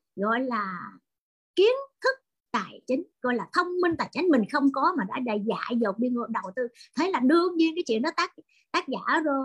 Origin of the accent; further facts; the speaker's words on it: Vietnam; người Việt Nam chúng tôi